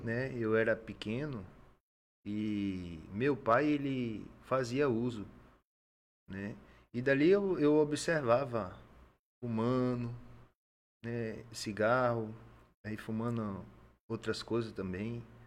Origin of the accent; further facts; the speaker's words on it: Salvador, Bahia, Brazil; now in Acre, Brazil; Eu sou natural de Salvador, Bahia